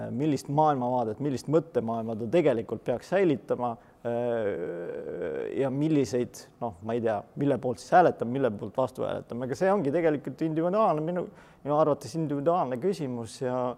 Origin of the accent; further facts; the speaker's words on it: Estonia; me oleme eestlased